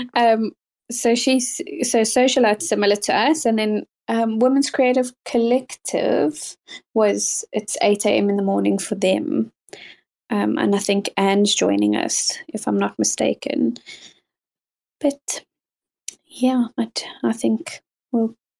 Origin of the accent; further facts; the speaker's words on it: South Africa; now in United Kingdom; I was born and raised in South Africa and currently live in the UK